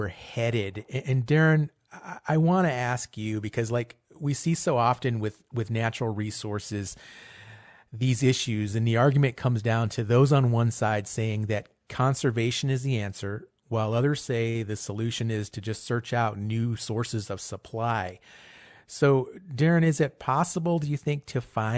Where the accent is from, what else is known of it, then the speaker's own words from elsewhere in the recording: Southwest, United States; I'm from the Southwest